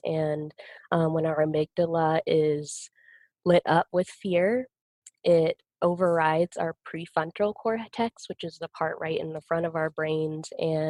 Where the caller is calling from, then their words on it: Salt Lake City, Utah, United States; I'm currently in Salt Lake City, just so you know where I'm located.